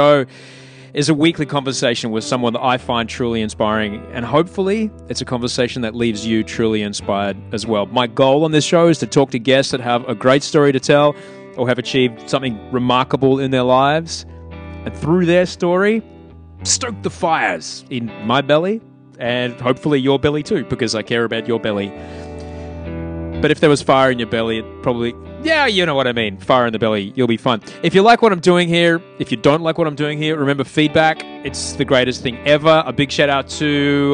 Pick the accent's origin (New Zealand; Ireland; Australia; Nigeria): Australia; Brisbane, Queensland; That's how we grew up in Brisbane